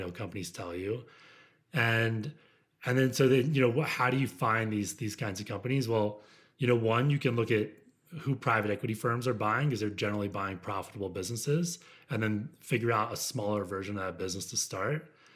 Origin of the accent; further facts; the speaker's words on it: United States; moved away; also born or lived in Midwest; I grew up outside of Washington, D C